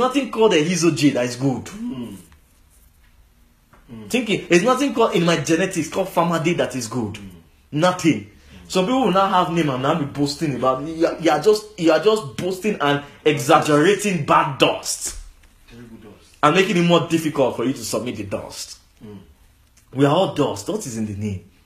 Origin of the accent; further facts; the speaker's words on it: Lagos, Nigeria; I was born in Lagos